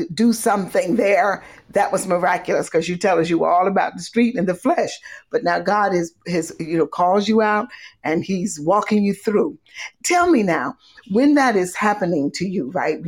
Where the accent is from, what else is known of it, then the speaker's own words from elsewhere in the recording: Monroe, North Carolina, United States; now in New Jersey, United States; I was born in Monroe